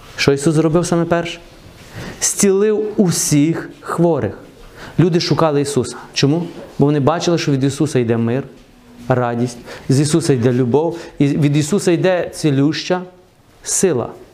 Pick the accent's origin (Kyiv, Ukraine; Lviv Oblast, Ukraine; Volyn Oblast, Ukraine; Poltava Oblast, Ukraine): Lviv Oblast, Ukraine; Truskavets; Я виріс в Трускавці